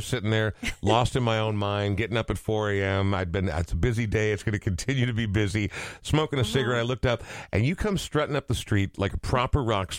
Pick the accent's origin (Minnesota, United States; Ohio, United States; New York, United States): Minnesota, United States; Coon Rapids; I grew up in Coon Rapids, and so when I heard Fridley, I'm like, oh, we're heading way out there.